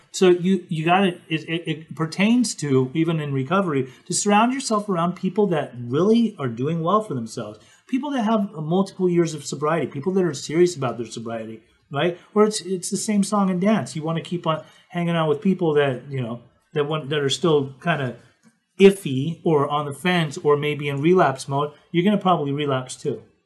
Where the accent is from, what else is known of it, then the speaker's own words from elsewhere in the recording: Salt Lake City, Utah, United States; I grew up in Salt Lake City, Utah